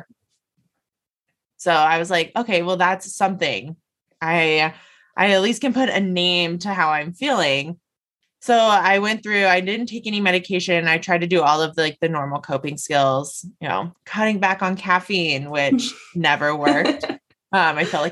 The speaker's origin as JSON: {"language": "English", "town": "Las Vegas", "region": "Nevada", "country": "United States", "tie": "born or raised there", "also_born_or_lived": "Denver", "moved": "as an adult", "said": "I moved away from my family. I moved out of state. I grew up in Las Vegas. And so I moved to Denver"}